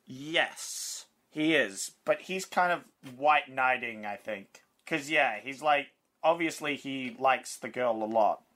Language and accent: English; Australia; as an Australian that works at a bottle load